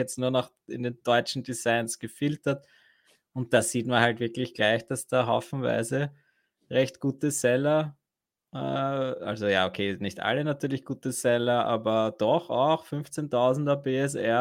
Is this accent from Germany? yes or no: no; Vienna, Austria; bei uns in Wien